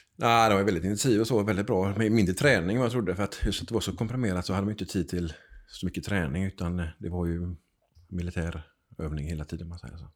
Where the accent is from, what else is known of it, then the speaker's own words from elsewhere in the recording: Gothenburg, Västra Götaland, Sweden; jag är född i Backa på Hisingen.